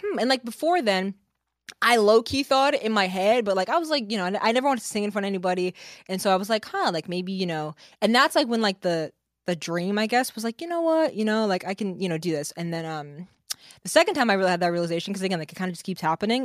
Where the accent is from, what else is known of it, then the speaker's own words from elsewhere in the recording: Kingston, New York, United States; moved away as an adult; now in New Jersey, United States; I grew up in Kingston, New York.